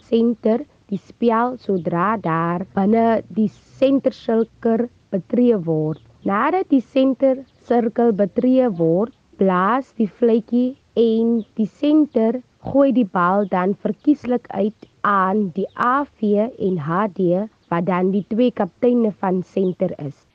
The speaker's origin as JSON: {"language": "Afrikaans", "town": "Vredendaal", "region": "Western Cape", "country": "South Africa", "tie": "born or raised there", "said": "Ek is gebore in Vredendaal"}